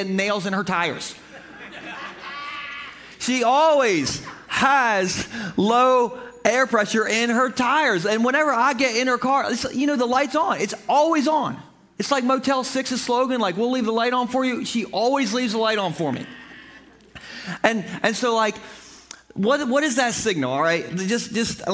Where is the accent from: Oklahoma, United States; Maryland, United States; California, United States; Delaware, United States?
Delaware, United States; Gumboro; I am from Gumboro